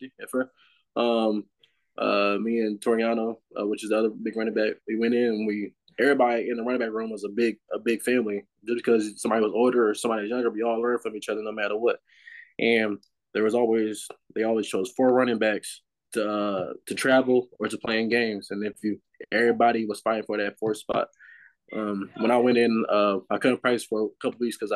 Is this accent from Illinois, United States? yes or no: yes; Illinois, United States; I'm from Illinois.